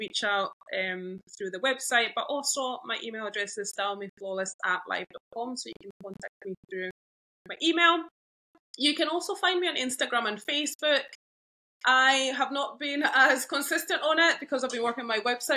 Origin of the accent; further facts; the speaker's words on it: Zambia; moved away as an adult; I was raised up in Zambia. Yeah, so I moved here when I was 17